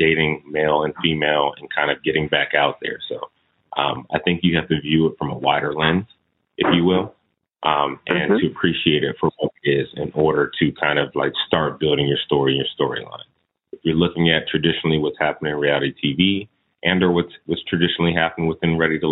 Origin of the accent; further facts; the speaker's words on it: Oceanside, California, United States; moved away as an adult; also born or lived in Connecticut; now in Washington, D.C., United States; I was born in D.C. My family is from D.C., so that's one thing. But I was raised in California. I was raised in a town called Oceanside, California